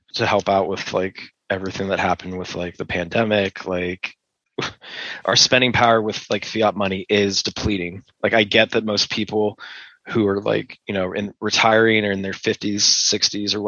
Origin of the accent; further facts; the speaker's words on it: Pittsburgh, Pennsylvania, United States; moved away as an adult; now in Utah, United States; So I grew up in Pittsburgh. I lived there pretty much my whole life.